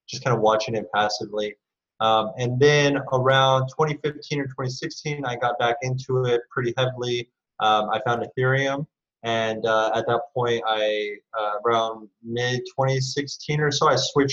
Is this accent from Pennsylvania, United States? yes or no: no; California, United States; moved away as an adult; now in Singapore; I moved to Asia because I'm from California